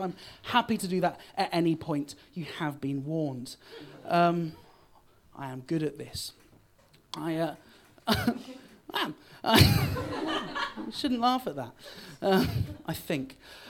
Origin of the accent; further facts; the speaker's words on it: Bristol, South West England, United Kingdom; I am from Bristol, but I sound a bit posh. But don't worry, I'm not.